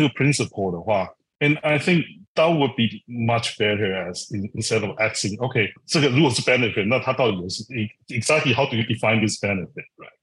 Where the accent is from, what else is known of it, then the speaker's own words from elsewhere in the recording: Taiwan; moved away as an adult; also born or lived in Silicon Valley, United States; I, I come from Taiwan, I grew up in Taiwan.